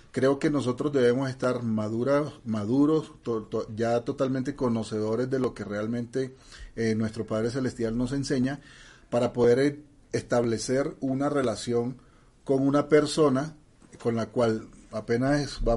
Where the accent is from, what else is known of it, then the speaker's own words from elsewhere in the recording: Mexico; Bueno, ya saben que yo soy mexicano y, hay muchas canciones de esas.